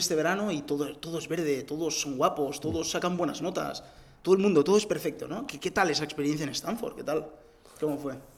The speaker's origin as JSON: {"language": "Spanish", "town": "Barcelona", "region": "Catalonia", "country": "Spain", "said": "yo también soy de Barcelona"}